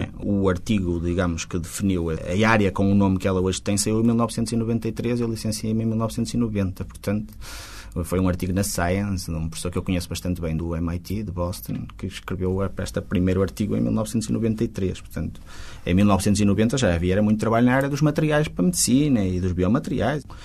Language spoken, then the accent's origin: Portuguese; Porto, Norte, Portugal; Eu até sou do Porto, até moro no Porto